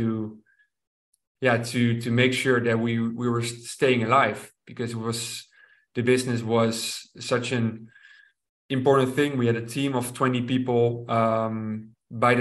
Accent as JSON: {"language": "English", "town": "Rotterdam", "region": "South Holland", "country": "Netherlands", "tie": "born or raised there", "said": "to Rotterdam, to my hometown"}